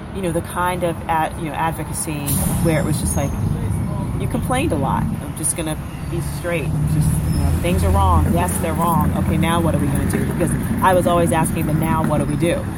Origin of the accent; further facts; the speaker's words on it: New York City, New York, United States; I'm from I'm from the South Bronx